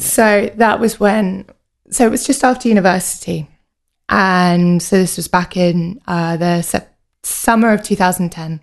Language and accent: English; United Kingdom; also born or lived in Edinburgh; I grew up just outside of London